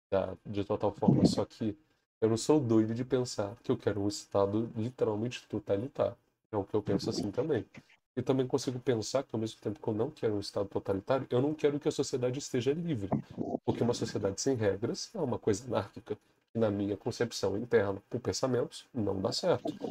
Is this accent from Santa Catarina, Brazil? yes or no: no; Alfredo Chaves, Espírito Santo, Brazil; Eu moro no interiorzão. Eu sou de Alfredo Chaves, cara. É uma cidade bem pequenininha.